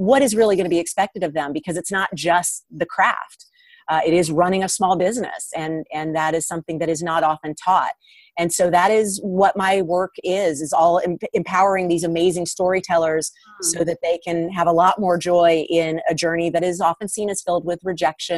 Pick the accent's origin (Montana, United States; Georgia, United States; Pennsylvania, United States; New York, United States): Georgia, United States; Atlanta; moved away as an adult; now in Los Angeles, United States; I grew up in Atlanta, which is a nice sized market for acting